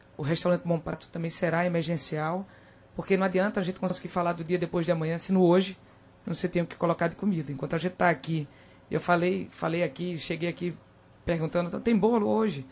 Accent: Caruaru, Pernambuco, Brazil; eu vi do interior, né? eu me criei em Caruaru.

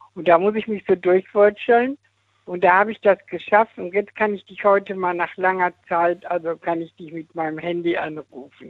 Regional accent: Dortmund, North Rhine-Westphalia, Germany; now in Eifel, Germany; also ich bin ja aus Dortmund richtig, aber ich wohne in der Eifel

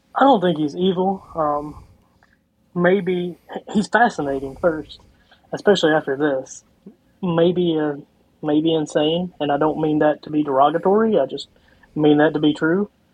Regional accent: Eastern Kentucky, United States; growing up in Eastern Kentucky

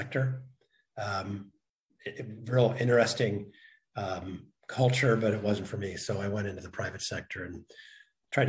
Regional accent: Oakland, California, United States; born or raised there; also born or lived in Chico / Santa Cruz

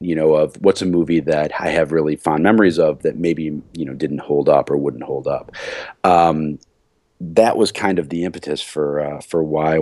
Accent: Chicago, Illinois, United States; moved away; I am in temporary housing in the lovely city of Chicago, Illinois, the city of my birth

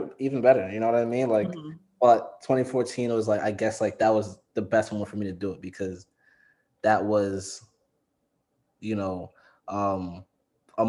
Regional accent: New York City, New York, United States; I'm from the Bronx

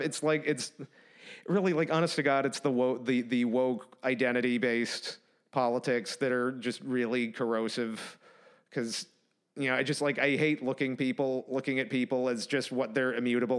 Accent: Massachusetts, United States; also born or lived in Ithaca, New York / California / New Hampshire; now in Nashville, United States; I'm from Massachusetts, so I, Massachusetts to New York to California

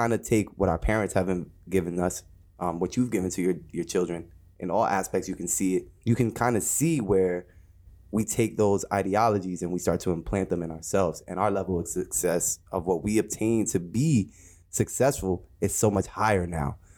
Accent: Jersey City, New Jersey, United States; I'm from Jersey City, New Jersey, born and raised

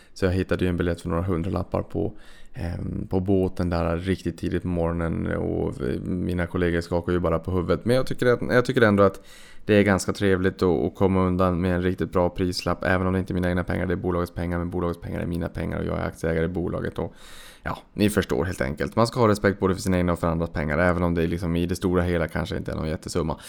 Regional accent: Boden, Norrbotten County, Sweden; now in Stockholm, Sweden; uppe i Boden då där jag kommer ifrån

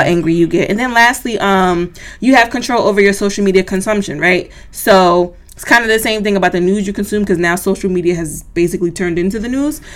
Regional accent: United States; I'm black. I'm American.

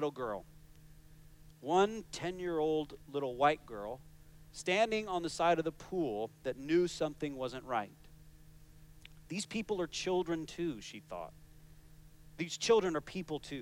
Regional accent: United States; moved away; my home country of the United States

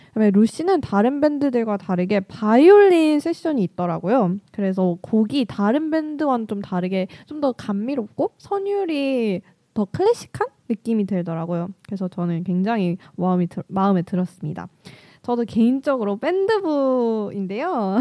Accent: Daejeon, South Korea; moved away as an adult; now in Seoul, South Korea; 제 본가가 대전인데

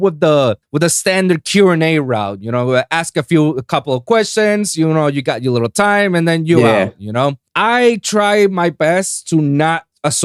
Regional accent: San Juan, Puerto Rico; now in Florida, United States; I'm born and raised in San Juan, Puerto Rico

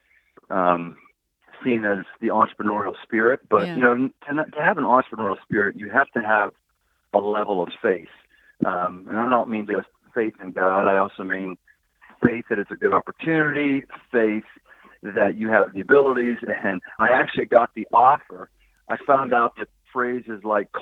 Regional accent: Pittsburgh, Pennsylvania, United States; moved away as an adult; now in Cincinnati, United States; I was born and raised in Pittsburgh, was there for 30 years

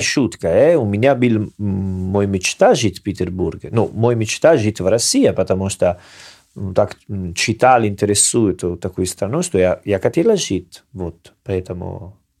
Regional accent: Salerno, Campania, Italy; Russian is a second language; now in Russia; Я из Салерно, мы ем рыба два-три раза в неделю

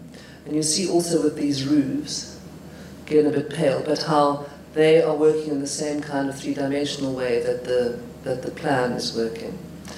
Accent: Highveld, South Africa; because I come from the Highveld, so I know all about Highveld grass and that kind of vegetation.

